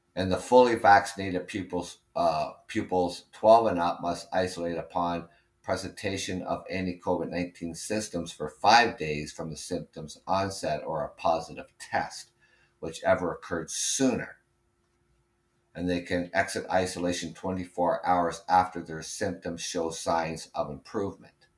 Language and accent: English; Canada; I'm Canadian